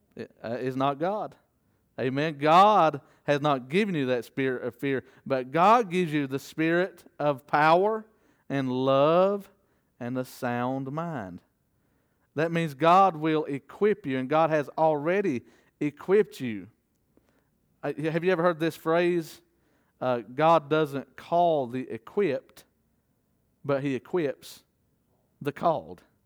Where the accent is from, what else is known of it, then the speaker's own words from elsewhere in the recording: the South, United States; as a Southerner